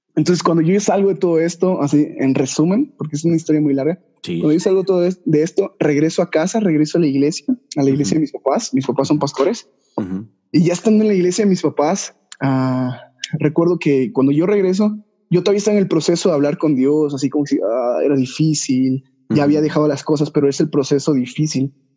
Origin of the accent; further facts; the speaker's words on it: Yucatán, Mexico; soy de Yucatán, yucateco